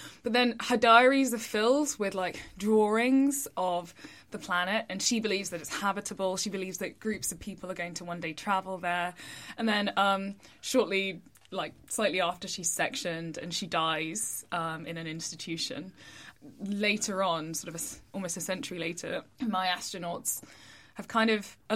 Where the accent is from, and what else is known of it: England, United Kingdom